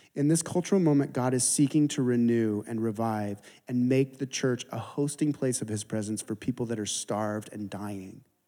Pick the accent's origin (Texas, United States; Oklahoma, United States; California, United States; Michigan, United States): California, United States; San Diego; I'm from San Diego